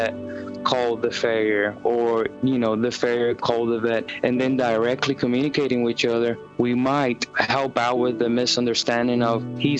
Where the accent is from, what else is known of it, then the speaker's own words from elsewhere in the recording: Puerto Rico; now in Lexington, United States; Originally from Puerto Rico, born and raised, and been with horses my entire life